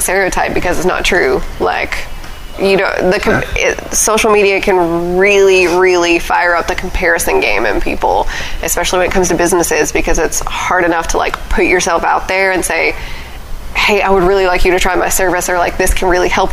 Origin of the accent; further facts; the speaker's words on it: Pine Bluff, Arkansas, United States; also born or lived in Los Angeles, California / Chicago, Illinois; now in Conway, United States; I'm from Pine Bluff, Arkansas.